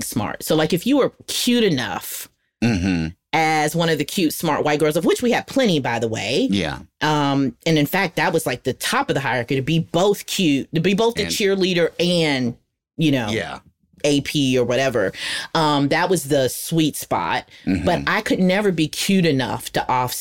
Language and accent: English; the South, United States; now in North Carolina, United States; we're from the South